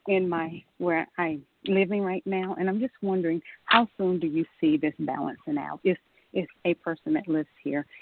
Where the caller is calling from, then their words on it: Atlanta, Georgia, United States; I'm calling from Atlanta